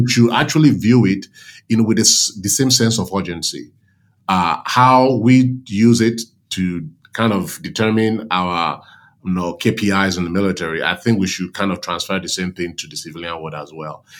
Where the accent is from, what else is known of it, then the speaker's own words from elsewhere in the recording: Nigeria; moved away as an adult; also born or lived in New York; now in United States; I grew up in Nigeria whereby you have multiple, multiple ethnic groups